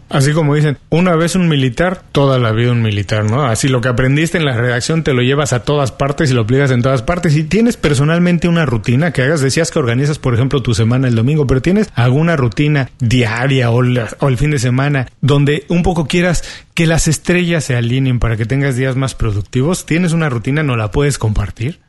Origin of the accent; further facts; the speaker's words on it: Mexico; now in Miami, United States; soy mexicano